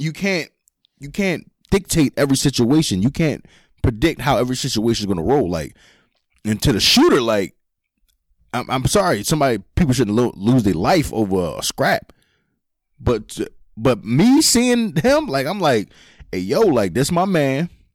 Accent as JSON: {"language": "English", "town": "Philadelphia", "region": "Pennsylvania", "country": "United States", "tie": "born or raised there", "said": "we grew up in Philly"}